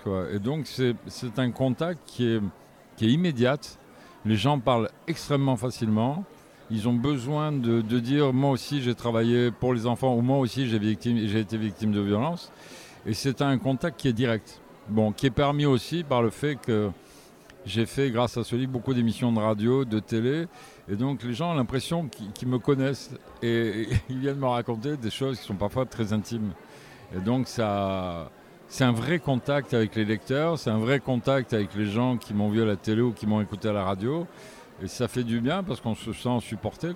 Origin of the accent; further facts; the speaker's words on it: Provence-Alpes-Côte d'Azur, France; j'ai jamais quitté la région, j'habite toujours ici